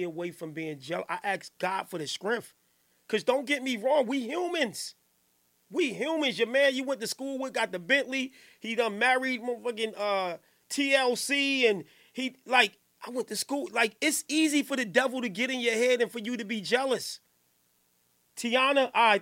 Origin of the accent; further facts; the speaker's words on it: Newark, New Jersey, United States; I'm from Johnson Ave.